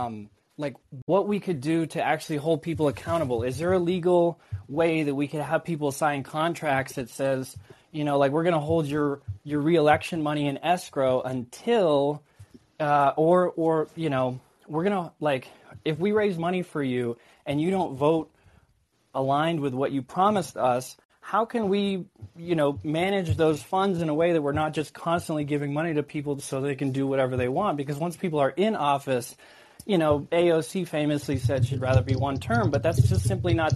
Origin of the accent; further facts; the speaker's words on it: Maine, United States; I'm from Maine.